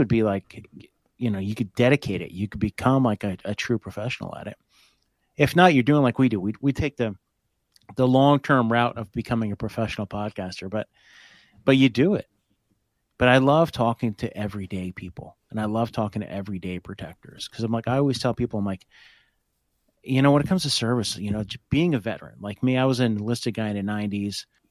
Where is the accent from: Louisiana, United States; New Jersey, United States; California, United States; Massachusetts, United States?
New Jersey, United States; Hope; I grew up in Hope, which is right outside of Blairstown